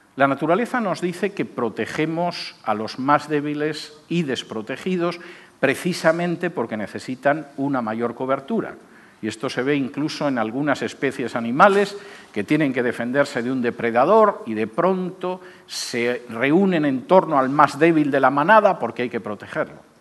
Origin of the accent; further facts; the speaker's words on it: Spain; moved away; En el año 2005, mi país de origen era un país con una situación económica supuestamente